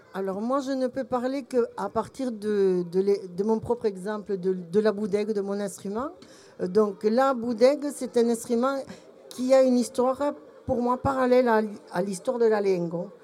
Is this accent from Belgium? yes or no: yes; Belgium; now in France; mon cœur d'étrangère au pays, puisque je suis belge mais je me suis soignée